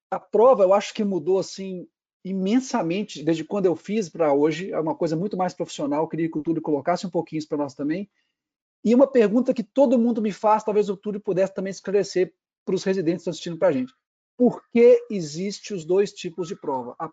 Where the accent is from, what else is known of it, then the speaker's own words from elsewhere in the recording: Belo Horizonte, Minas Gerais, Brazil; now in São Paulo, Brazil; eu vim de, de, de Belo Horizonte para cá, para São Paulo